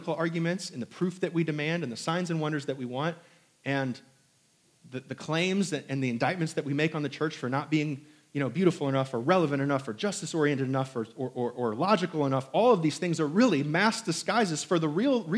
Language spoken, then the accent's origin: English; South Bend, Indiana, United States; I was born and raised in South Bend, Indiana